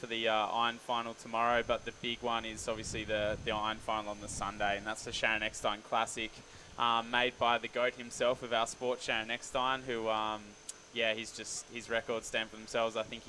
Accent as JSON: {"language": "English", "town": "Hobart", "region": "Tasmania", "country": "Australia", "tie": "born or raised there", "said": "I grew up in Hobart, Tasmania, so we've only got 2 surf clubs down there."}